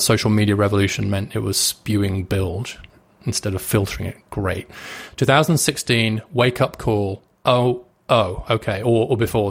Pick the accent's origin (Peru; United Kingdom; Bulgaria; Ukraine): United Kingdom; I'm British